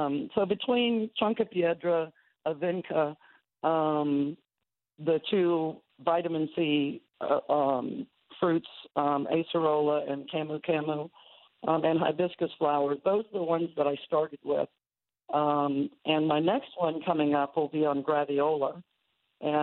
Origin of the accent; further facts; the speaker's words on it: Houston, Texas, United States; I grew up in Houston